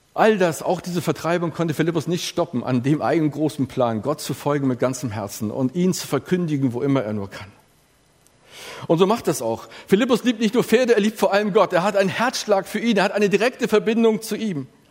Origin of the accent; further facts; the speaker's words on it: Elmshorn, Schleswig-Holstein, Germany; bei uns in der Gemeinschaft Elmshorn, wo ich groß geworden bin